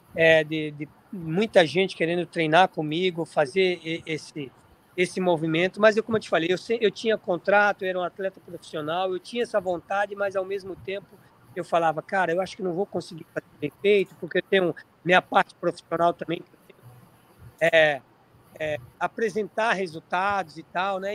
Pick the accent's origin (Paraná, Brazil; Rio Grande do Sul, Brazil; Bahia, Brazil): Bahia, Brazil; Riachão do Jacuípe; now in Orlando, United States; Eu, eu nasci em Riachão do Jacuípe, no interior da Bahia. Nasci na região de Caatinga, cara, sou da Bahia